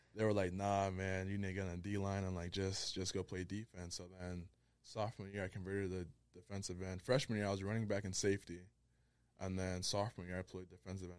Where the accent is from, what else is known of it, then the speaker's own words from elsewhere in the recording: Providence, Rhode Island, United States; also born or lived in Liberia; from Providence, Rhode Island. Originally Liberia, but, you know, we repping the four oh one right now.